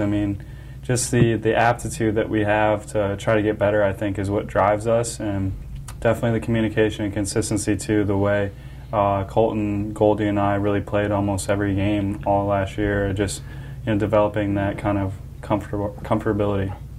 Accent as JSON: {"language": "English", "town": "Antioch", "region": "Illinois", "country": "United States", "tie": "born or raised there", "said": "Kenosha is real close um, to where I grew up in Antioch, Illinois"}